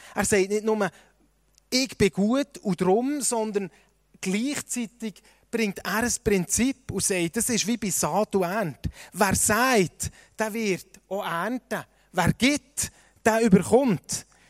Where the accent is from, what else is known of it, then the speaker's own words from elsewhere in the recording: Switzerland; uns als Schweizer